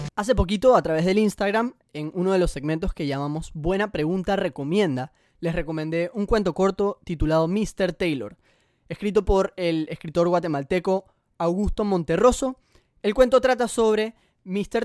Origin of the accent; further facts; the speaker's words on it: Panama; Colombia y Panamá, que es de donde yo soy